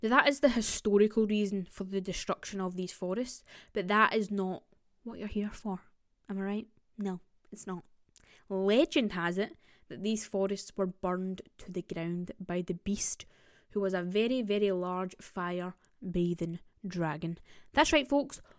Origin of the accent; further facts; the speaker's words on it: Scotland, United Kingdom; I am Scottish, and I have heard a lot of these stories through my grandparents and family